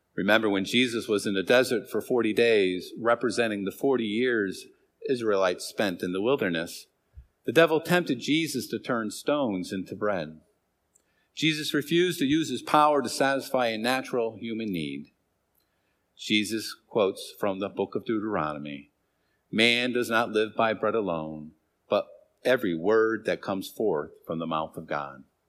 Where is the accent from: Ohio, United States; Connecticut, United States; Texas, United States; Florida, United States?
Connecticut, United States; Hartford; In my first seven years of life, I grew up in Hartford in a three-family house